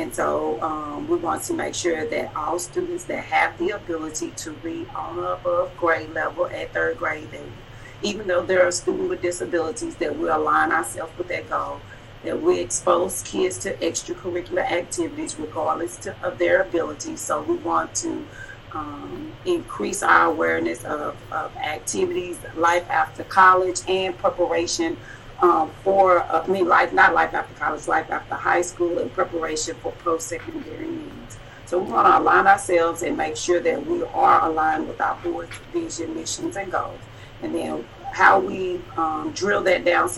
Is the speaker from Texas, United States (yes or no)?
yes; Dallas, Texas, United States; I'm from Dallas, Texas